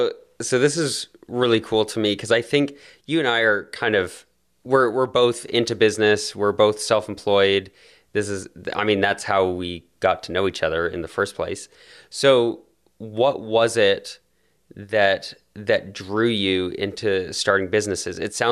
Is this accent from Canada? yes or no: yes; Canada; That's like a Canadian's worst nightmare is seeing an American pretend and ruining it for all of us.